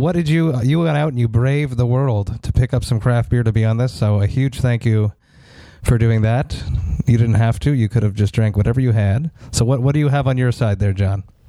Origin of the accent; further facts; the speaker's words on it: Montreal, Quebec, Canada; I'm from Montreal